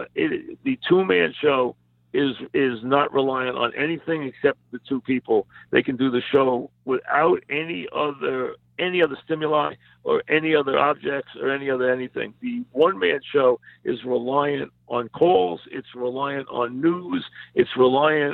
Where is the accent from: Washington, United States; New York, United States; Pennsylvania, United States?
New York, United States; accent: New York; I've never tried to lose my New York accent